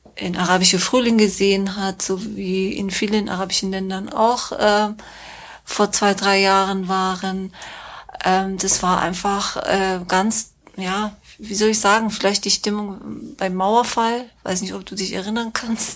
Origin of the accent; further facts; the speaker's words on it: Tehran, Tehran Province, Iran; German is a second language; moved away as an adult; also born or lived in Minsk, Belarus / Cologne, Germany; now in Germany; ich bin in Teheran geboren und aufgewachsen, sogar die Schule zu Ende gemacht, mein Abitur gemacht